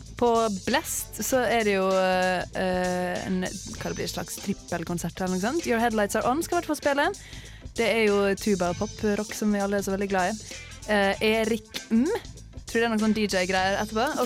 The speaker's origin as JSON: {"language": "Norwegian", "area": "Sunnmøre", "region": "Møre og Romsdal", "country": "Norway", "said": "jeg er sunnmøring"}